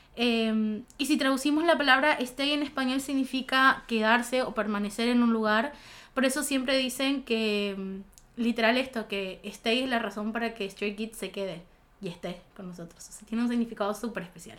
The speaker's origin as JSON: {"language": "Spanish", "town": "Goya", "region": "Corrientes", "country": "Argentina", "said": "Yo soy de Goya"}